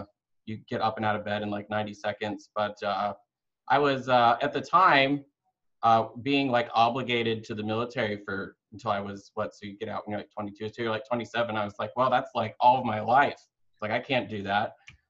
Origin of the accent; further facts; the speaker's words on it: Alaska, United States; born there; also born or lived in Michigan / North Carolina / Cape Cod; I was like born in Alaska and then lived in Michigan, lived in North Carolina, lived in Cape Cod